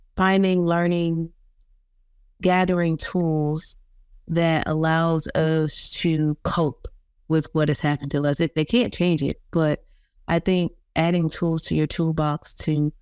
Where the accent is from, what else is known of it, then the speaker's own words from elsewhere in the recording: South Carolina, United States; I'm from South Carolina